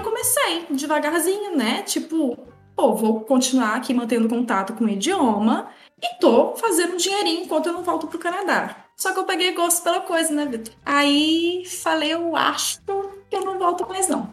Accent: interior of Minas Gerais, Brazil; Eu sou do interior de Minas

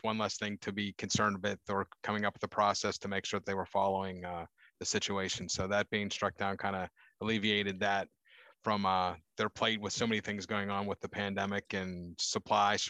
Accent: Pittsburgh, Pennsylvania, United States; me growing up in the Pittsburgh area

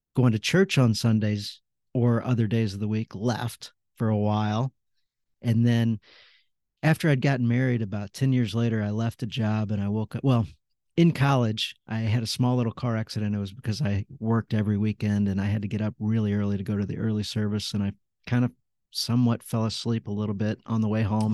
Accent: St. Louis, Missouri, United States; I grew up in St. Louis. I've been here all my life.

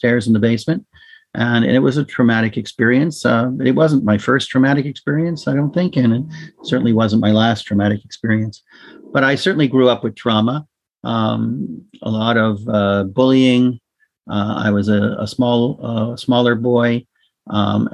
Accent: Toronto, Ontario, Canada; I was born in Toronto to two Holocaust parents who produced a particularly dysfunctional home that I grew up

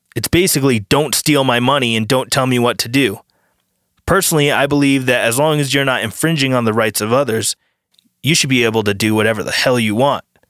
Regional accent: United States; as an American citizen

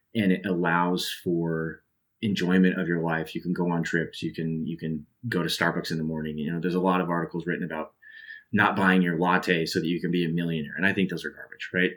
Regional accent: Salt Lake City, Utah, United States; now in Idaho, United States; I grew up in Salt Lake City

